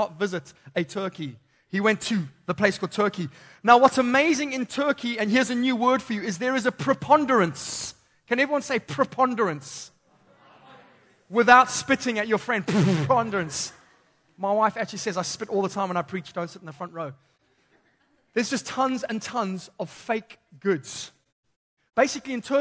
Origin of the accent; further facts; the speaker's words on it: Zimbabwe; moved away; growing up in Zimbabwe